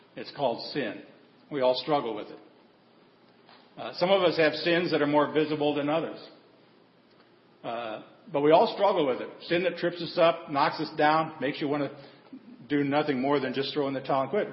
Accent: Nebraska, United States; now in Texas, United States; I grew up in Nebraska, raised by my grandparents.

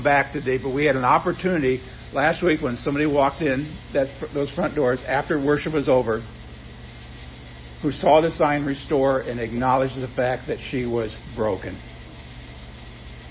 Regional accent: Nebraska, United States; growing up in Nebraska.

